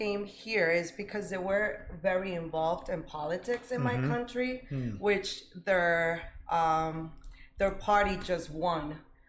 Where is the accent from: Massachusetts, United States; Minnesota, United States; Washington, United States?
Massachusetts, United States; Lawrence; English is a second language; also born or lived in Dominican Republic; now in Andover, United States; Yes, I grew up in Massachusetts. I'm from Lawrence, Massachusetts.